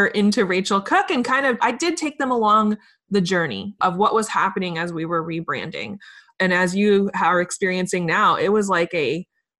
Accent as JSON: {"language": "English", "town": "Richmond", "region": "Virginia", "country": "United States", "tie": "born or raised there", "said": "There's a lot of amazing companies here in my hometown, Richmond, Virginia"}